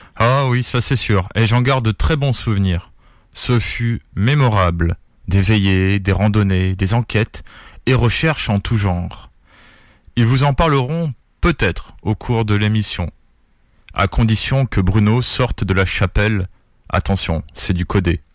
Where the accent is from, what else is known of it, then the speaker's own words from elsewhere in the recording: Perpignan, Occitania, France; je suis de Perpignan, en pays catalan ou dans le sud de la France